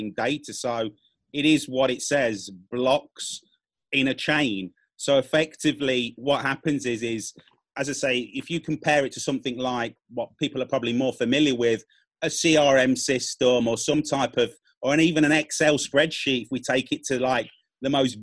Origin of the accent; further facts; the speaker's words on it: United Kingdom; also born or lived in Spain / Latin America; I'm from the UK, you can tell by my accent